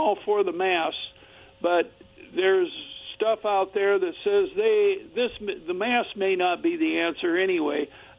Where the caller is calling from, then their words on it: Kennewick, Washington, United States; You know, this is … from Kennewick.